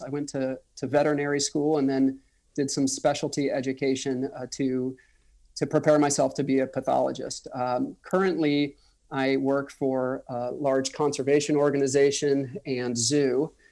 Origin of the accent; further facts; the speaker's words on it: Orlando, Florida, United States; moved away as an adult; also born or lived in Washington, District of Columbia, United States / Manhattan; I'm from the Orlando area. Um, I grew up, even though it was the suburbs, it was still Florida